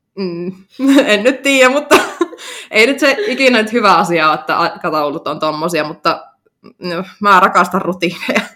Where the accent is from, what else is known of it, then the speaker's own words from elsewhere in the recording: Oulu, North Ostrobothnia, Finland; mä oon syntynyt Oulussa